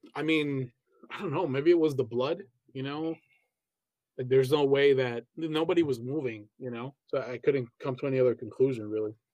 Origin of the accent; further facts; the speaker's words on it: Colombia; moved away; also born or lived in Pereira; I grew up in Colombia.